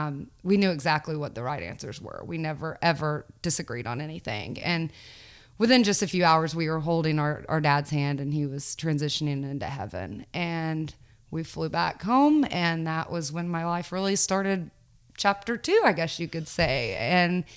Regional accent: Knoxville, Tennessee, United States; I grew up in Knoxville, Tennessee

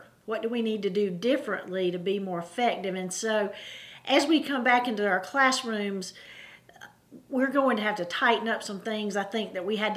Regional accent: Anderson School District 3, South Carolina, United States; I grew up in Anderson School District 3

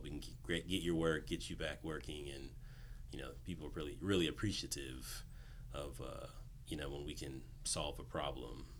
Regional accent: Southern California, United States; also born or lived in Inland Empire / Los Angeles; born and raised in Southern California

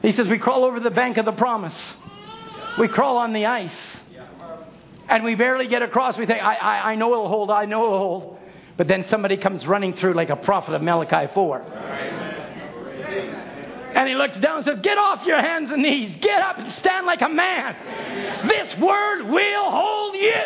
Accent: Chilliwack, British Columbia, Canada; When I grew up in Chilliwack, I grew up the valley

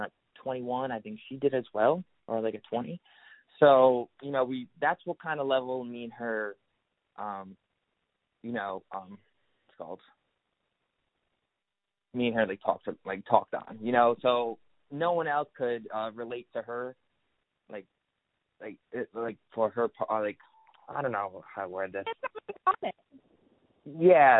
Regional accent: Providence, Rhode Island, United States; I'm from Rhode Island, Prince, Rhode Island

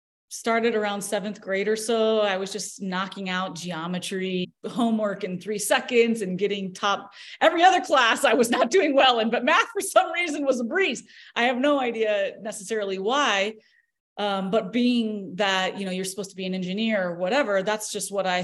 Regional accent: Tulsa, Oklahoma, United States; I was born in Tulsa, Oklahoma

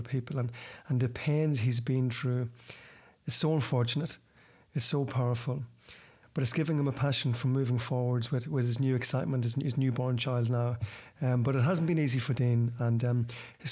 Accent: Ireland; I'm from the same town as you

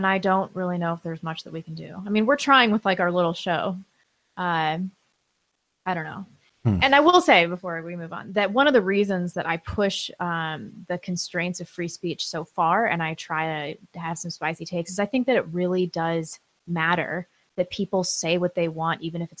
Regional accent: St. Louis, Missouri, United States; I don't care at all, even though I'm from St. Louis.

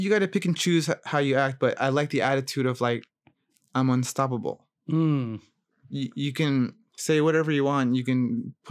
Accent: Gaithersburg, Maryland, United States; moved away as an adult; also born or lived in Rockville, Maryland; now in California, United States; I grew up in Gaithersburg, went to Prince George High School

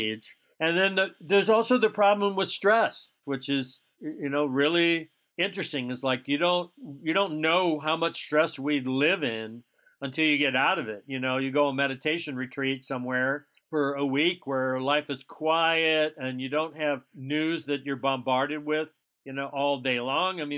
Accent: South Alabama, United States; where I grew up in South Alabama, they call that the stroke belt

